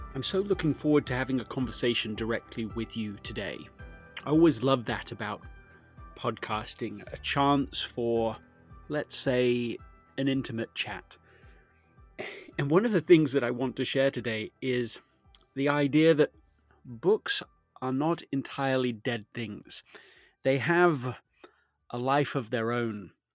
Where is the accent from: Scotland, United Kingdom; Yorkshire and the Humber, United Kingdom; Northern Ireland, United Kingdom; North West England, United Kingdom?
Yorkshire and the Humber, United Kingdom; Leeds; I grew up in Leeds, England